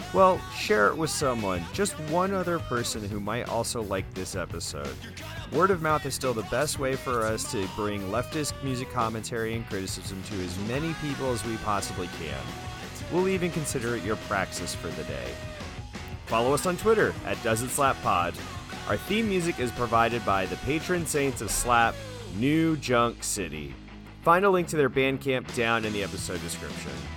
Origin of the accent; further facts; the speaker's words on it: San Francisco, California, United States; I'm from San Francisco.